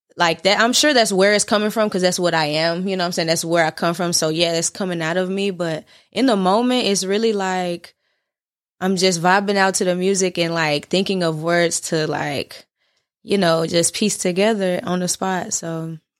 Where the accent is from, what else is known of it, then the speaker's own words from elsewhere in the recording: Nashville, Tennessee, United States; I'm from North Nashville